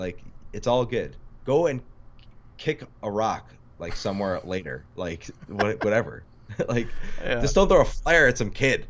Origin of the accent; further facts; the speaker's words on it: New York City, New York, United States; Yeah, I grew up in Queens playing baseball, and it was super fun.